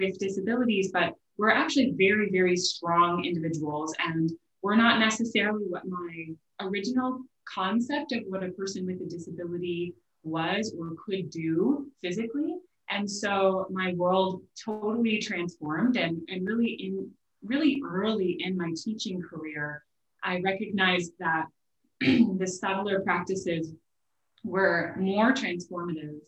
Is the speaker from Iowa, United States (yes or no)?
yes; Des Moines, Iowa, United States; moved away as an adult; also born or lived in Long Island, New York